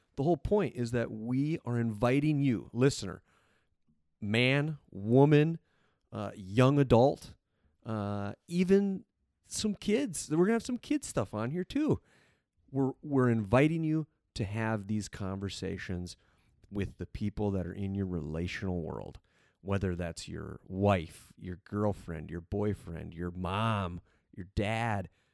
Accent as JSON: {"language": "English", "region": "South Dakota", "country": "United States", "tie": "born or raised there", "said": "born and raised in South Dakota"}